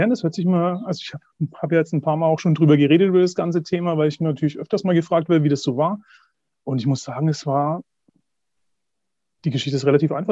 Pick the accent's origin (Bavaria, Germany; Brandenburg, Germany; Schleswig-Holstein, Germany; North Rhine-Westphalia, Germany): Bavaria, Germany; Herzogenaurach; Ich komme aus Herzogenaurach, aus Mittelfranken. Hört man vielleicht auch.